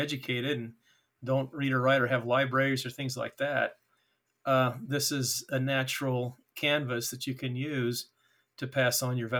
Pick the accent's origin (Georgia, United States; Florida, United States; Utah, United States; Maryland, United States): Utah, United States; Payson; born there; Well, I was born in Payson when my folks were attending BYU.